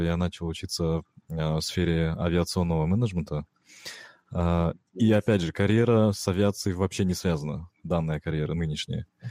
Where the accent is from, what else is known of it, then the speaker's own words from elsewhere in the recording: Kazakhstan; я же из Казахстана, в Казахстане у нас тоже экстремальные холода бывают